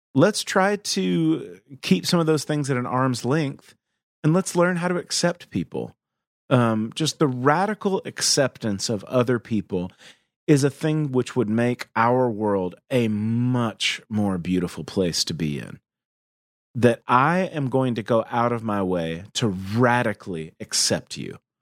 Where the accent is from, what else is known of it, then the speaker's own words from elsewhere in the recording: the Southern United States, United States; I grew up in the South in the eighties and the nineties, and the Southern United States, I should say.